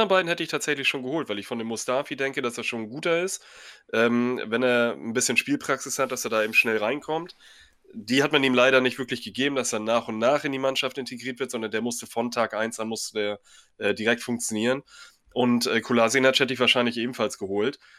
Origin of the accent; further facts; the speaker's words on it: Dortmund, North Rhine-Westphalia, Germany; Denn ich als Dortmunder kann mir eine Saison ohne Schalke, ohne Derby einfach überhaupt nicht vorstellen.